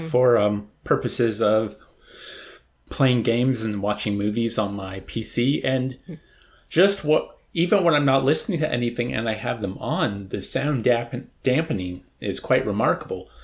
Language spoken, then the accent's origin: English; United States; first language English; I'm an American